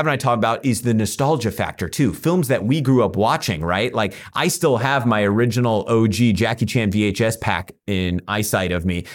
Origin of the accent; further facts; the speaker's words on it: Central Valley, California, United States; I grew up in the Central Valley, which has a lot of similarities to Texas